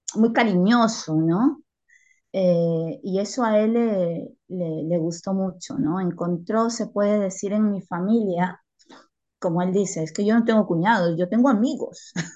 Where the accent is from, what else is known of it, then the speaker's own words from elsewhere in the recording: Peru; now in Spain; yo que soy peruana